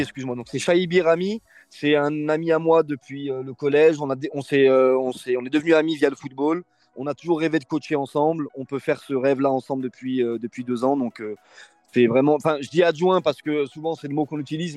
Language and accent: French; Bron, Auvergne-Rhône-Alpes, France; moved away as an adult; je suis originaire de Bron, j'ai fait quasiment toutes mes études euh, sur Bron